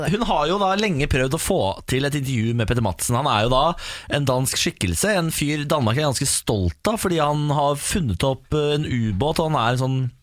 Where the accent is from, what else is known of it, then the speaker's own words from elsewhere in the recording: Moss, Østfold, Norway; Jeg er jo mossing